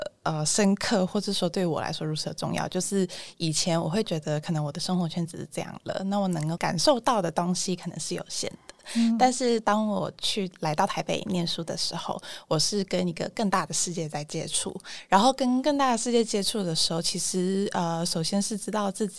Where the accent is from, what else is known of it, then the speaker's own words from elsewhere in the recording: Hong Kong; moved away as an adult; also born or lived in Taipei; 因为我是。一个香港人，然后我在台北念大学嘛，然后我觉得对于自己的经历最大的一个转折点就在于我从香港来到台北念书的这个过程，就是离乡背井嘛。